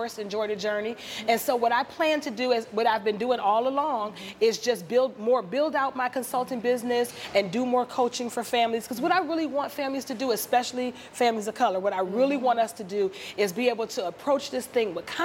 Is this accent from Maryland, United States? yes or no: yes; Maryland, United States; I am from Maryland in the DMV area